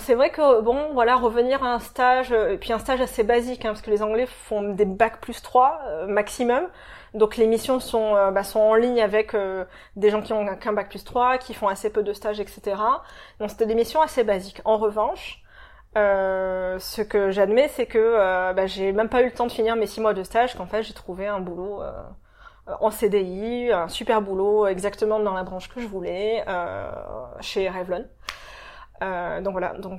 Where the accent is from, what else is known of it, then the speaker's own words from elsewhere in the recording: Marseille, Provence-Alpes-Côte d'Azur, France; moved away as an adult; also born or lived in Paris / London; now in Sydney, Australia; je viens de Marseille à la base, euh, mais entre Marseille et Sydney, j'ai vécu à Londres pendant 5 ans avant de venir à Sydney et auparavant j'ai habité à Paris pendant 4 ans